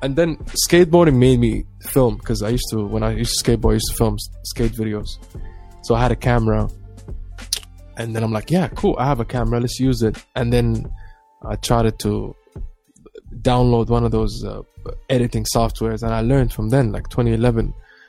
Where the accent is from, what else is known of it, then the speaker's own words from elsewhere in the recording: Abu Dhabi, United Arab Emirates; Black Somali, displays skateboard and listens to metal.